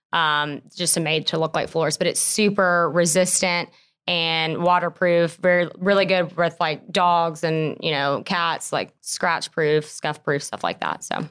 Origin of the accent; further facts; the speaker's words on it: Lexington, South Carolina, United States; moved away as an adult; also born or lived in Spartanburg, South Carolina; now in Greenville, United States; I grew up in Lexington, South Carolina. Um, I lived there pretty much all my life